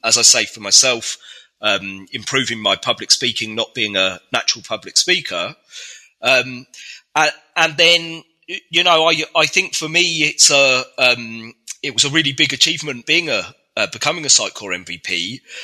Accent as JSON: {"language": "English", "town": "Reading", "region": "South East England", "country": "United Kingdom", "said": "I'm from Reading in the UK"}